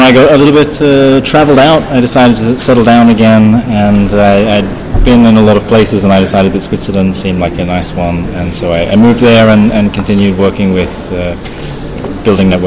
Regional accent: Australia; moved away; So uh, I'm, I'm from Australia, um, but my, my voice probably doesn't sound that Australian because I've been away for about 15 years.

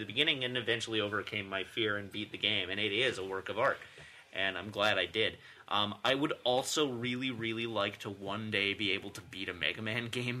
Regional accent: Canada; And I'm like, "No, from Canada."

